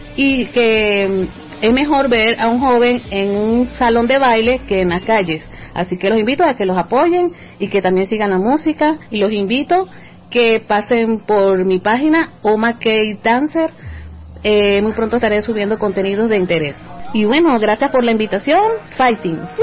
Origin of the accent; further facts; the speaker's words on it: Puerto Ordaz, Bolívar, Venezuela; soy de Puerto Ordaz, Venezuela